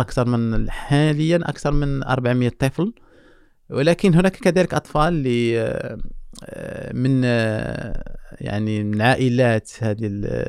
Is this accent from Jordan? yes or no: no; Morocco; احنا عندنا في المغرب